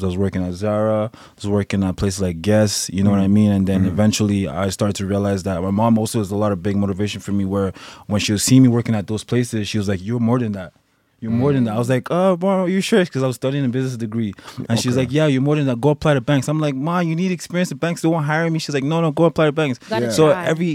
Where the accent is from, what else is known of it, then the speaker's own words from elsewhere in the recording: Montreal, Quebec, Canada; moved away as an adult; now in Toronto, Canada; I grew up in Montreal